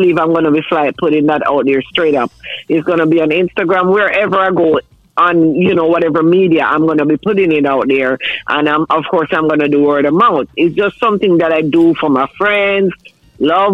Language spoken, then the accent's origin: English; Manchester, Jamaica; moved away as an adult; now in New Jersey, United States; I was born and grown in Manchester. That's in Jamaica